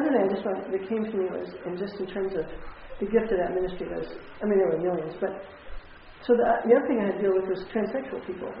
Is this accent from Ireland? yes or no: no; Texas, United States; and I grew up in Texas, and so you wait till you get married to have sex